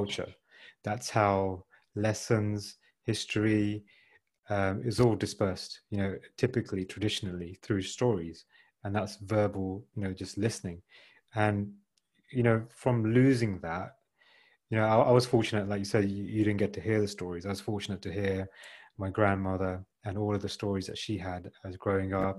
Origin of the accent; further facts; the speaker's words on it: United Kingdom; we're born and brought up in the UK